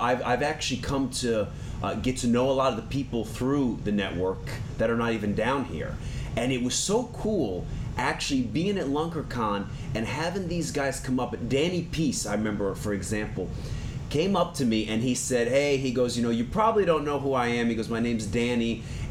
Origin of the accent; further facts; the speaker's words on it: Dania Beach, Florida, United States; Dania Beach, actually.